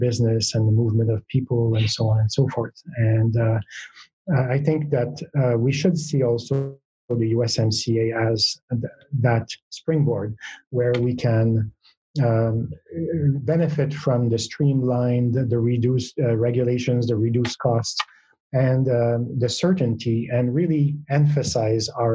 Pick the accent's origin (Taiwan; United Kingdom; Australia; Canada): Canada; Quebec; first language French; English is a second language; Quebec, where my mother tongue, French, is spoken.